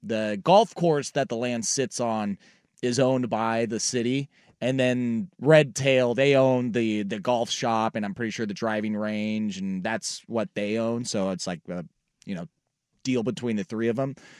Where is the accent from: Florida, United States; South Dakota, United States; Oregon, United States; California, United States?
Oregon, United States; Portland; moved away; the city that I grew up in, Portland